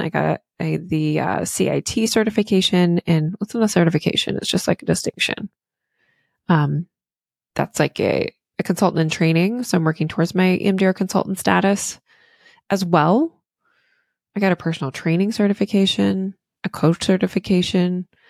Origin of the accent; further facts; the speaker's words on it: Virginia, United States; now in Maine, United States; I'm from the South originally in, um, Virginia